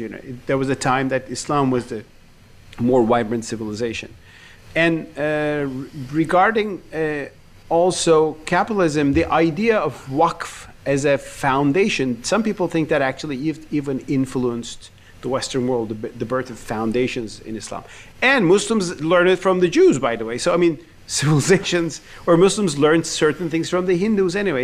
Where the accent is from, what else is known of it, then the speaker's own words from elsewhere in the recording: Turkey; I grew up in Turkey with the Uyghur cause.